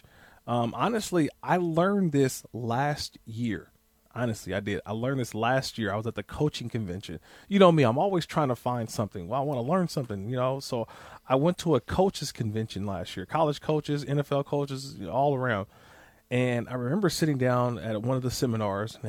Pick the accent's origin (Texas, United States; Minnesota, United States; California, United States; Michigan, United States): California, United States; Bay Area; also born or lived in Buffalo; now in Los Angeles, United States; I grew up in the Bay Area, but I've lived in Los Angeles, you know, the last 15 years of my life